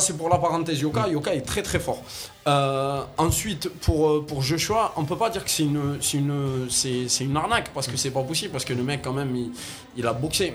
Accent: Algeria; je suis algérien, moi, de, de, de nationalité

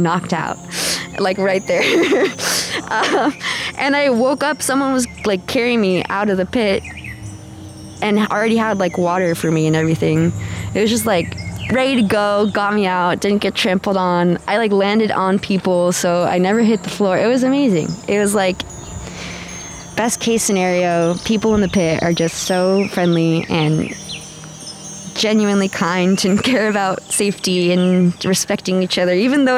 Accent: San Diego, California, United States; I grew up in San Diego

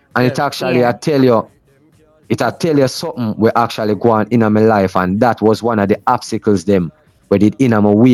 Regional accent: Portmore, Jamaica; also born or lived in Seaview Gardens, Kingston; I'm from Seaview, but, you know, I grew up in a Portmore too also

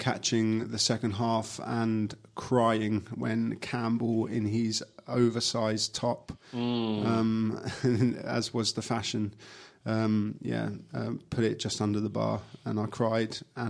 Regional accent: Milton Keynes, South East England, United Kingdom; moved away as an adult; also born or lived in Acton, London; I grew up in Milton Keynes. My dad moved there when his factory, he was working for Mercedes-Benz in Hayes, and his warehouse moved to Milton Keynes like so many did. And I was born there

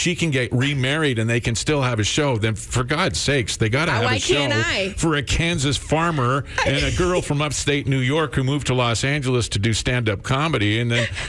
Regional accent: Crescent, British Columbia, Canada; in my family, my stepfather's side, they had a grain farm out in the flats in Crescent, BC, back in my hometown

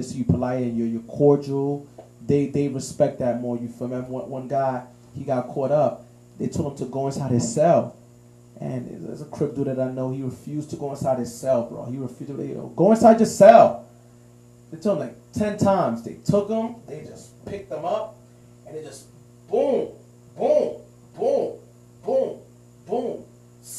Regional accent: New York City, New York, United States; growing up in the Heights

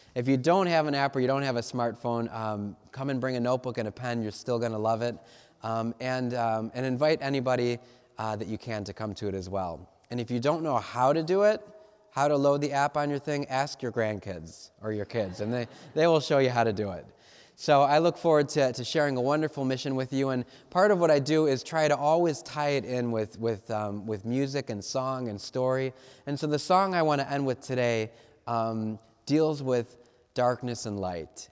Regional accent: Cleveland, Ohio, United States; I'm from Cleveland

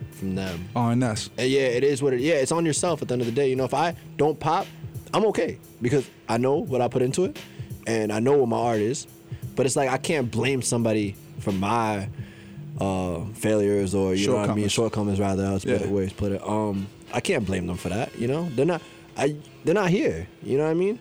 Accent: New York, United States; I'm from New York, but a lot of my family's in California

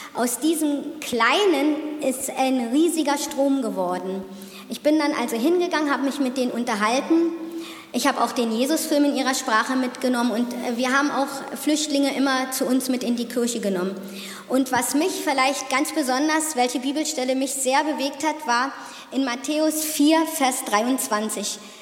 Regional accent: Otterfing, Bavaria, Germany; ich komme aus Otterfingen

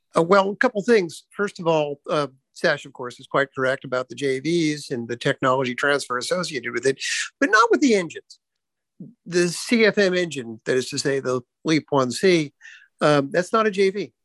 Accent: United States; as an American in Europe right now

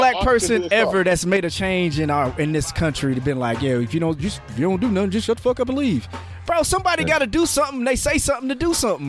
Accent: Indiana, United States; us as American, us as Indianans

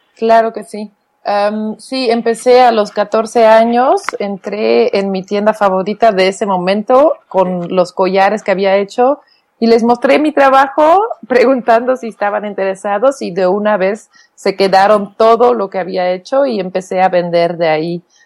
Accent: Flanders, Belgium; first language Flemish; Spanish is a second language; now in Oaxaca, Mexico; mi idioma natal es el flamenco

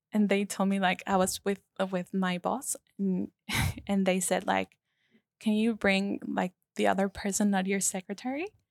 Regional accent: Paraguay; moved away as an adult; now in Melbourne, Australia; I come from Paraguay, South America

